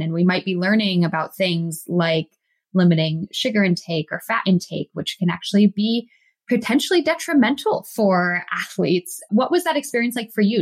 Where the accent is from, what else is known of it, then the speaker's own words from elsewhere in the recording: Massachusetts, United States; I grew up in Massachusetts